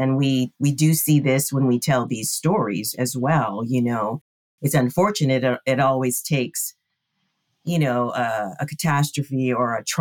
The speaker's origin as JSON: {"language": "English", "region": "Hawaii", "country": "United States", "tie": "born or raised there", "said": "we were raised in Hawaii, right? Which is, it's the melting pot of the world. And growing up in Hawaii, there's that aloha spirit."}